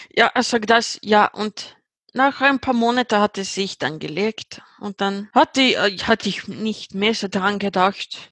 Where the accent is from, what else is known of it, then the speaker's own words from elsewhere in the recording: Uppsala, Uppsala County, Sweden; German is a second language; Ich bin 38 Jahre alt und ich sitze im Uppsala, Schweden, wo ich herkomme.